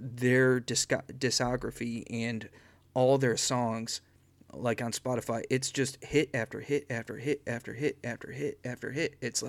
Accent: Northern Illinois, United States; So I grew up in northern Illinois

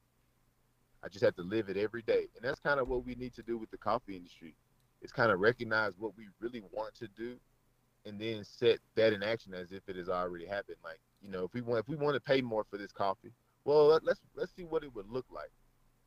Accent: Amory, Mississippi, United States; I grew up in Amory, Mississippi, which is like 20 minutes southeast

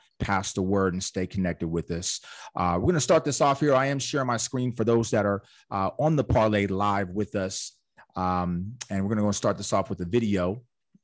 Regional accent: California, United States; born and raised in California

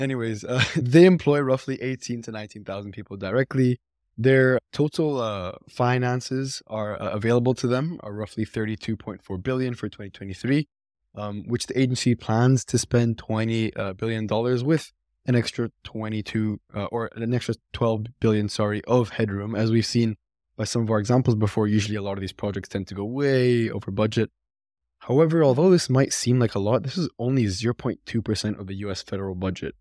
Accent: Mississauga, Ontario, Canada; my hometown, actually, Mississauga

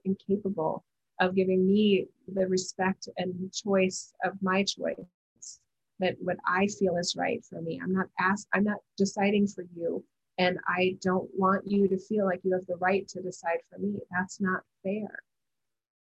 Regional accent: United States; as an American

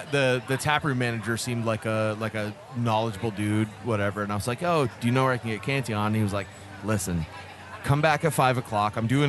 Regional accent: Canada; now in United States; I'm Canadian

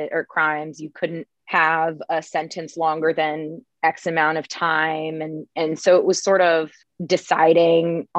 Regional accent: Manassas, Virginia, United States; I'm originally from Manassas, Virginia. It's a smaller town in Northern Virginia.

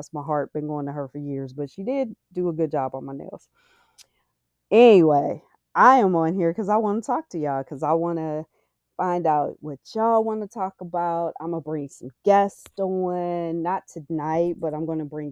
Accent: Cleveland, Ohio, United States; And I am from Cleveland

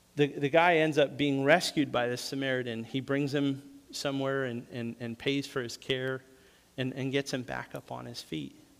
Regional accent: New England, United States; moved away; also born or lived in the South; Growing up in New England, we didn't have

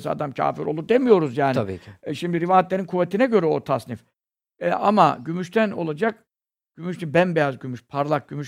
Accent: Istanbul, Turkey; Burada kasten burada doğdum, büyüdüm.

